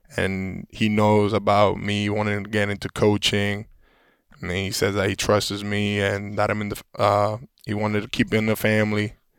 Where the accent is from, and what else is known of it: Puerto Rico; born or raised there; moved away